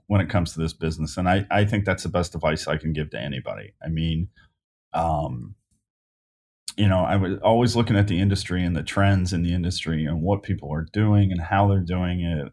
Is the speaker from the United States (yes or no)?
yes; Independence, Kentucky, United States; I grew up Northern Kentucky in Independence